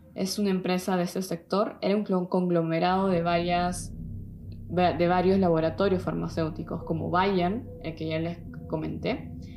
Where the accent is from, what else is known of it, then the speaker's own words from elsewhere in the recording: Peru; now in Germany; soy de Perú aunque vivo en Alemania